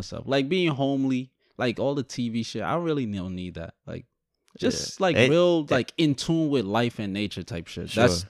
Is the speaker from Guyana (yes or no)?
yes; Guyana; born there; I don't know where exactly I live because I'm Guyanese. Technically, I was born in Guyana.